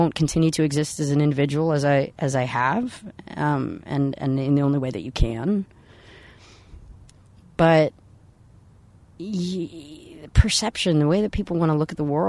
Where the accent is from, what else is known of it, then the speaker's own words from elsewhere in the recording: San Francisco, California, United States; I was raised in San Francisco